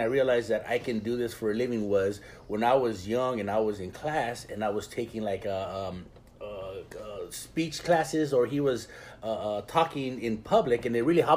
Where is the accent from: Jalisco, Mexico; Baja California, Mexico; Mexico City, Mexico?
Baja California, Mexico; Ensenada; I was born in Ensenada, and I grew up eating clams and pata de mula